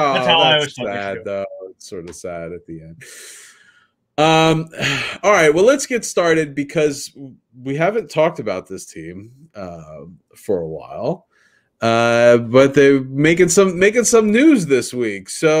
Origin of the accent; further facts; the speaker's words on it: United States; as an American